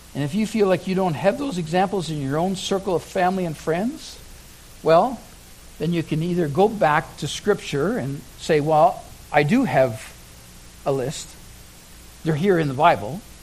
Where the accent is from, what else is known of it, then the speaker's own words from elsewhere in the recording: Oshawa, Ontario, Canada; I lived in Oshawa, Ontario. Uh, that was my hometown. That was where I was born and raised.